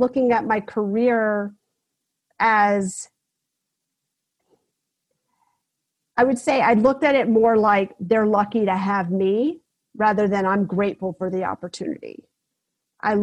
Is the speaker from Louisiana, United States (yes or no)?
no; South Carolina, United States; I grew up in South Carolina